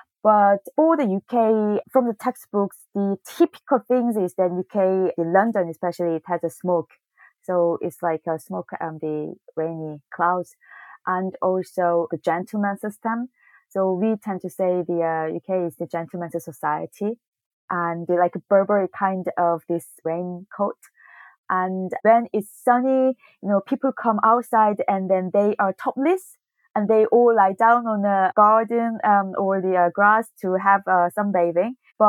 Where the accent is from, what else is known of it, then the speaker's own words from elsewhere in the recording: South Korea; English is a second language; So I'm from Korea, and then ask me North or South. And I say South